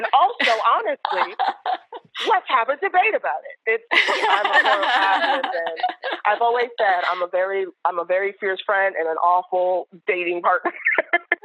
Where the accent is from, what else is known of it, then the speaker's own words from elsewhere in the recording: New York City, New York, United States; I grew up in New York City